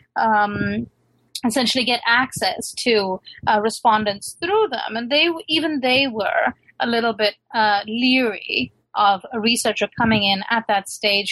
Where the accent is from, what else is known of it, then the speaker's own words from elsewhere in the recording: Lahore, Punjab, Pakistan; moved away as an adult; also born or lived in London, United Kingdom; now in United States; I was raised in Lahore